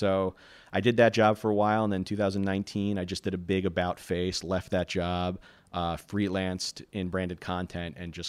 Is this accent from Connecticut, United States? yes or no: no; New York, United States; as a New Yorker, Say No to Driftwalking really hits a very prominent chord with us.